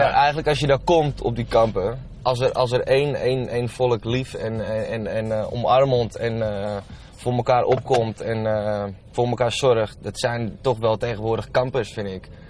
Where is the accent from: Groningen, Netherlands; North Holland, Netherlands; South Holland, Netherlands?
North Holland, Netherlands; Landsmeer; also born or lived in Amsterdam; ik ben eigenlijk op mijn vijfde volgens mij mijn vijfde, vierde, vijfde ben ik verhuisd van Amsterdam naar uh, Landsmeer